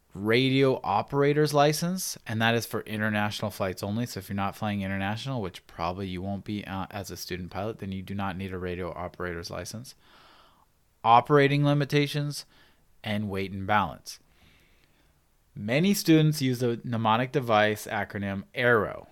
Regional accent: Pacific Northwest, United States; now in San Diego, United States; I grew up in the Pacific Northwest, and I started my pilot training in the Pacific Northwest

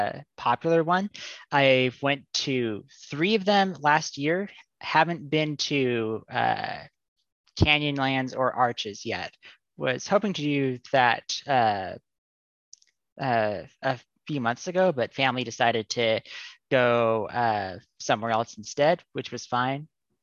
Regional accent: Salt Lake City, Utah, United States; I'm calling from the Salt Lake City, Utah area.

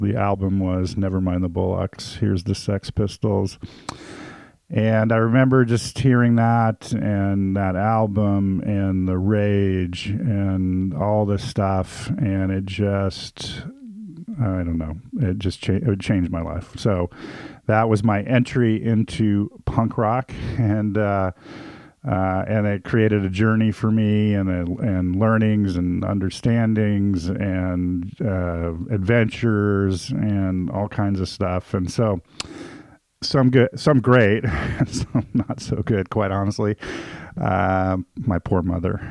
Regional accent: Southern California, United States; I grew up in the Southern California punk scene

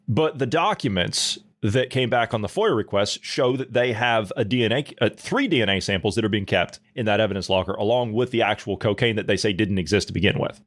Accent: United States; As an American citizen

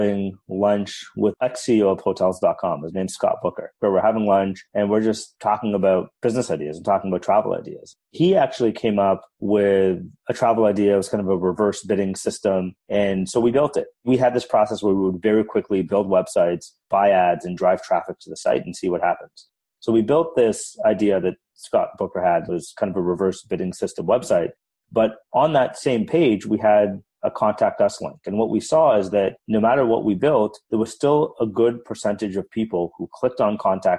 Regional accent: Toronto, Ontario, Canada; moved away as an adult; also born or lived in Waterloo / Palo Alto; from Canada, born and raised in Toronto.

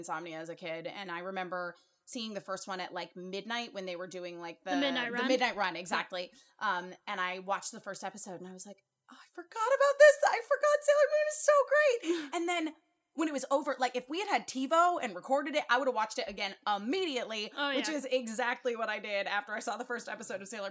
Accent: Connecticut, United States; I'm from Connecticut

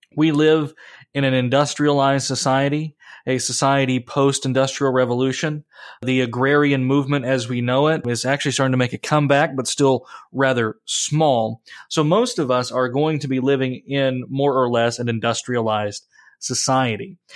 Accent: United States; I'm an American

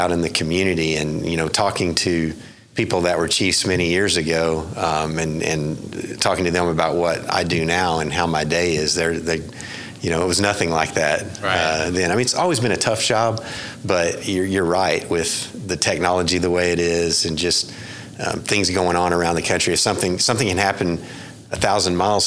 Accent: West Texas, United States; now in Oklahoma City, United States; I was born out in West Texas

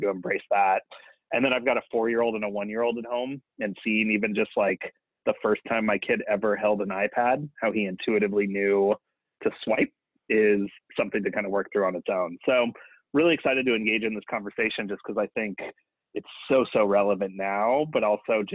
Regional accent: New Mexico, United States; moved away as an adult; growing up in New Mexico, where we don't really have any Jesuit schools of any variety or anything else

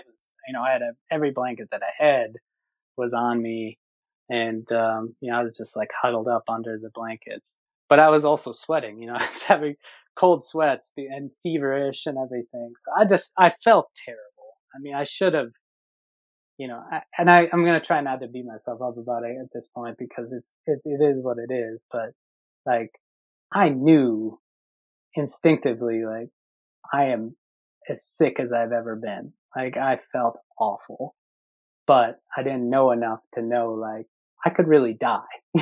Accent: Minnesota, United States; moved away; I grew up in Minnesota

